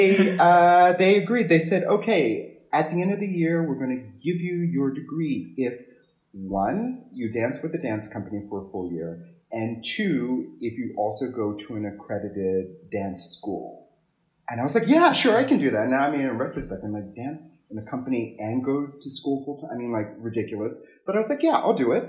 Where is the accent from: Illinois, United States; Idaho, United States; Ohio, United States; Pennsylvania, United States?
Pennsylvania, United States; Philadelphia; also born or lived in New York; I'm from Philadelphia. That's where I grew up. I was born in New York